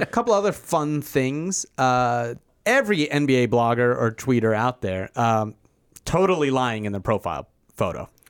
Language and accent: English; Philadelphia, Pennsylvania, United States; I'm also from Philadelphia.